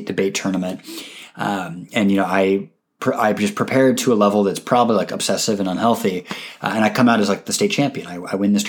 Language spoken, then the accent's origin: English; Seattle, Washington, United States; my hometown football team is calling me